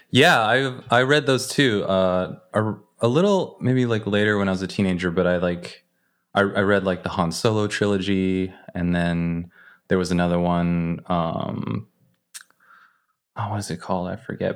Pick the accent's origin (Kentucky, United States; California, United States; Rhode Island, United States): California, United States; Northern; I grew up in a community that was, it's like Northern California